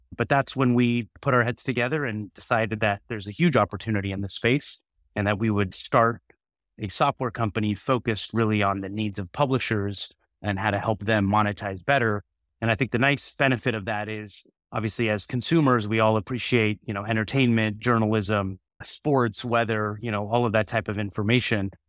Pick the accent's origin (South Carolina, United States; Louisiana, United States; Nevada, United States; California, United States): California, United States; Silicon Valley; I'm born and raised in Silicon Valley